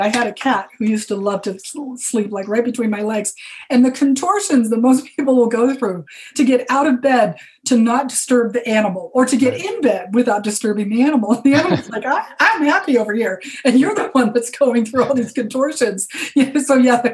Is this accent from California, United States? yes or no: no; Arizona, United States; moved away; also born or lived in Hawaii; I grew up in Arizona and I lived in Hawaii for many years.